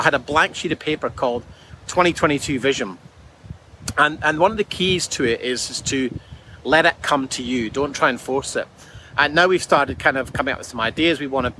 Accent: Scotland, United Kingdom; And I can tell you, so as someone growing up in Scotland, where the weather wasn't great all the time, this is sensational.

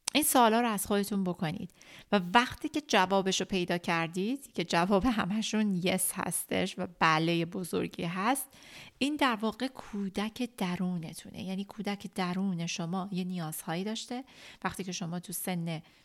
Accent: Iran; moved away; که تو اون مملکت کوفتی بزرگ شدیم

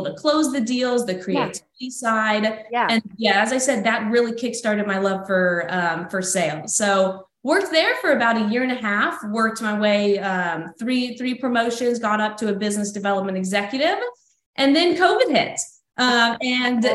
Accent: Texas, United States; moved away as an adult; also born or lived in Florida Panhandle; now in Florida, United States; born and raised in Texas, moved on over to Florida last year in the Panhandle

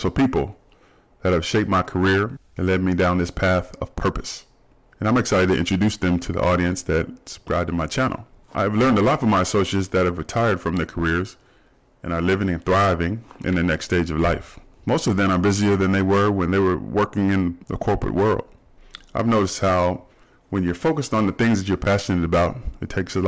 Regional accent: Dayton, Ohio, United States; moved away as an adult; also born or lived in Arizona; now in Southern California, United States; I was born and raised in Dayton, Ohio. I currently live in Southern California

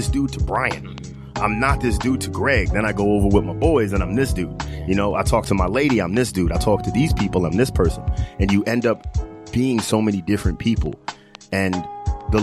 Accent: Long Island, New York, United States; I grew up, you know, in the suburbs with both my parents

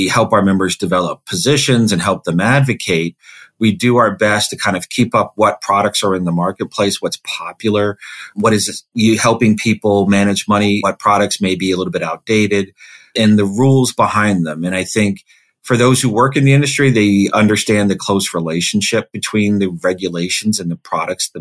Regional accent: Silver Spring, Maryland, United States; also born or lived in Wilkes-Barre, Pennsylvania / Washington, D.C.; So I grew up in Maryland, right outside of Washington, D.C. in Silver Spring

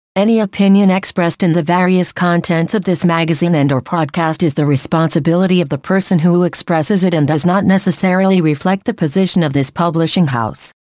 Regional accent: Ciudad Juárez, Chihuahua, Mexico; I was born in Ciudad Juarez.

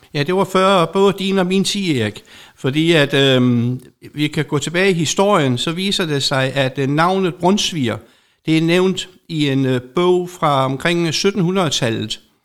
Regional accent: Særslev, Southern Denmark, Denmark; jeg er bagersøn fra Serslev Bageri op på Nordfyn hvor at øh, mine forældre havde det

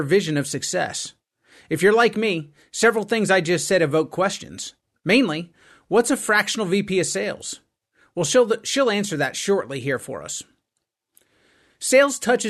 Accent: United States; I grew up in the United States of America

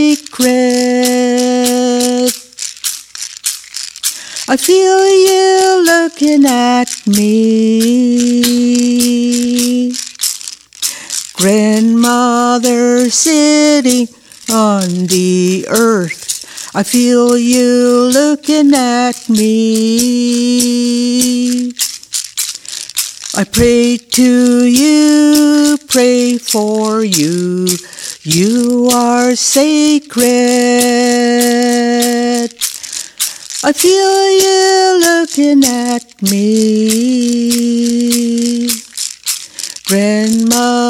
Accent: Saugeen First Nation, Ontario, Canada; I'm from Saugeen First Nation, Ojibwe Mohawk

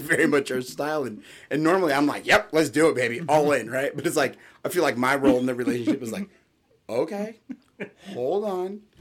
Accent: California, United States; I grew up in California, we'd always have earthquake drills

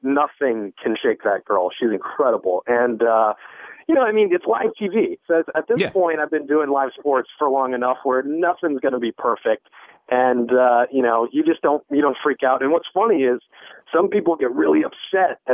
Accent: United States; moved away; me being an American

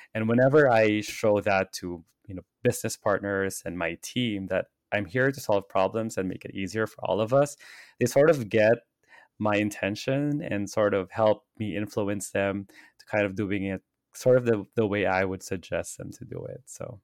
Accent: Philippines; now in Los Angeles, United States; I grew up in the Philippines

